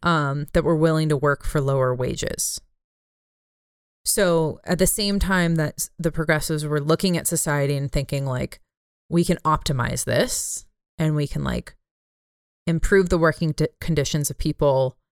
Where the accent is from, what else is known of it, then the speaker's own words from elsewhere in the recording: California, United States; my home state of California